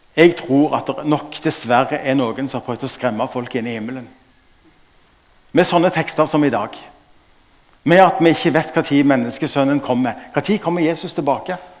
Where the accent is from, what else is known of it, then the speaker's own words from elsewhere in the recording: Stavanger, Rogaland, Norway; Jeg er fra Stavanger